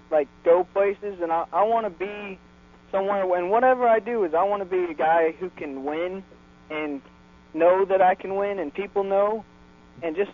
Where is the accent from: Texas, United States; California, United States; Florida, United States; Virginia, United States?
Florida, United States; Brandon; Uh, Brandon, Florida. It's uh, right next to Tampa. It's uh, about 15 miles from East Bay Raceway.